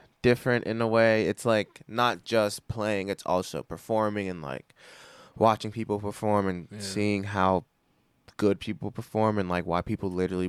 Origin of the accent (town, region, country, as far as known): Pittsburgh, Pennsylvania, United States